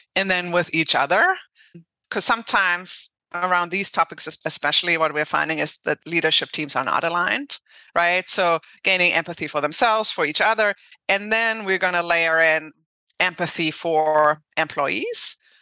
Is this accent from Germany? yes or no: yes; Germany; English is a second language; moved away; I'm from Germany originally. So I learned English, French, and Russian